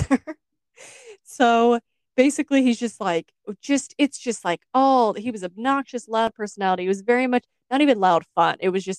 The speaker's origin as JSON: {"language": "English", "region": "the South", "country": "United States", "said": "I'm from the South"}